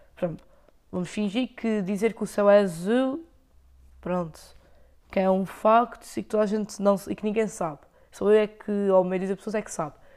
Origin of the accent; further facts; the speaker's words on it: Lagoa, Azores, Portugal; accent: Micaelense; eu tenho sotaque, não é açoriano, é o sotaque micalense